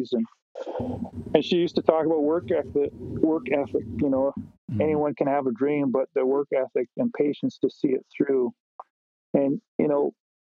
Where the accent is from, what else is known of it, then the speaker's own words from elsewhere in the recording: Nanaimo, British Columbia, Canada; I grew up in Nanaimo.